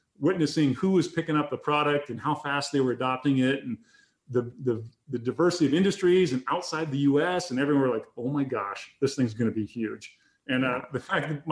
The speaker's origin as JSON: {"language": "English", "town": "Grangeville", "region": "Idaho", "country": "United States", "tie": "born or raised there", "moved": "yes", "said": "my hometown in Grangeville, Idaho, because that's our testing facility"}